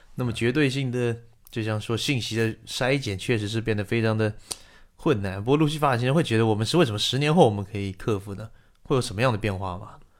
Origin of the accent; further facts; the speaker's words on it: Taiwan; 我是台湾人，我有时候会比你们早看到一些电影